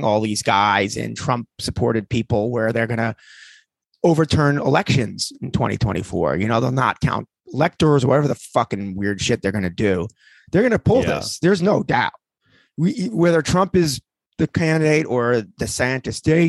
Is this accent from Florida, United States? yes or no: no; New York, United States; growing up in New York